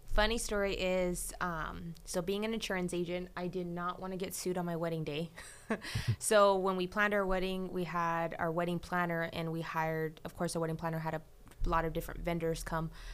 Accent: Fresno, California, United States; I'm born and raised in Fresno, lived in the valley my whole life, went to college in Fresno.

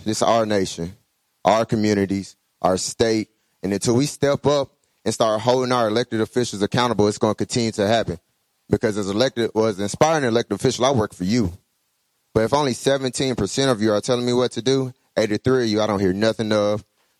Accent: Clayton County, Georgia, United States; I'm a graduate of Morehouse. I'm from Clayton County, Southside.

